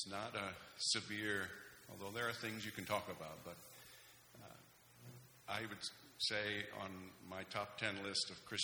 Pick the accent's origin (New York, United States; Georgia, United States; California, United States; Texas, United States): New York, United States; Houghton; growing up in Houghton